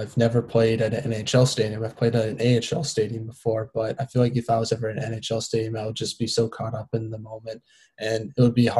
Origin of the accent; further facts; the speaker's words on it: Boston, Massachusetts, United States; I'm from Massachusetts in the Boston area.